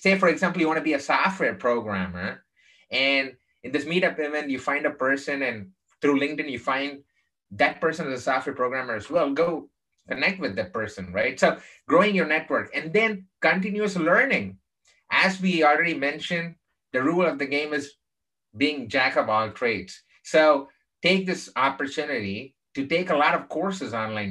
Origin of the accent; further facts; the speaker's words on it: Chennai, Tamil Nadu, India; moved away; also born or lived in Texas; I grew up in the southern part of India um, in a place called Chennai